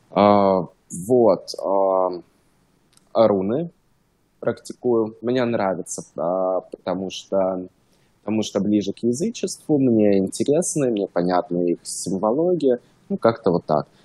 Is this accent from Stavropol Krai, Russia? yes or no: yes; Stavropol, Stavropol Krai, Russia; now in Los Angeles, United States; я русский, жил в России, город Ставрополь, это между Черным и Каспийским морем. Um, Ставропольский край, может, кто знает Северный Кавказ.